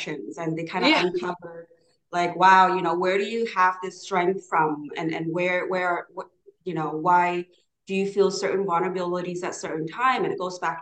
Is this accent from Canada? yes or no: yes; Canada; English is a second language; also born or lived in Hanoi, Vietnam / Hong Kong; growing up in Canada was a little bit, it was a bit challenging